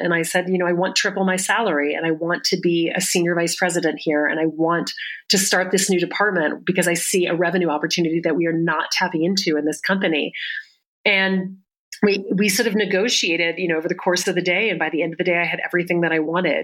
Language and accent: English; the South, United States; I grew up in the South